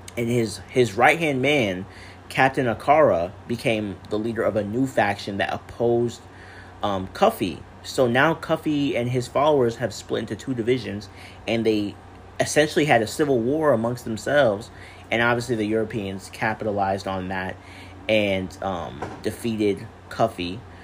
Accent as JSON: {"language": "English", "country": "United States", "said": "I am an American person with Caribbean parents"}